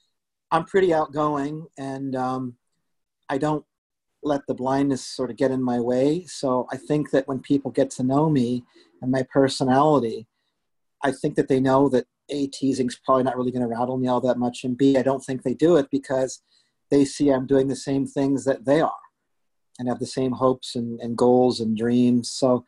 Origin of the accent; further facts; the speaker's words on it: Vancouver, British Columbia, Canada; also born or lived in Scarborough / Toronto / Guelph / Banff; So I was born in Scarborough. We lived in downtown Toronto. We lived in Guelph. We lived in Banff, Lake Louise, Alberta, and settled in Vancouver, where I lived for over 20 years and did high school there